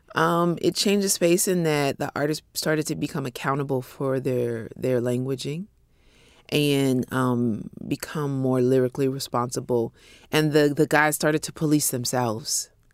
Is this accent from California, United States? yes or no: yes; Bay Area, California, United States; a small publishing company in the Bay Area where I grew up in California